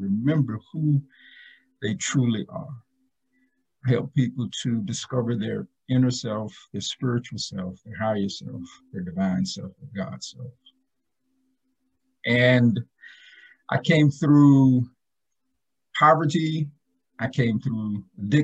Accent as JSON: {"language": "English", "town": "Tifton", "region": "Georgia", "country": "United States", "tie": "born or raised there", "said": "I was born in Tifton, Georgia, which is about 2.5 hours south of Atlanta. And I'm just a good old Southern country boy"}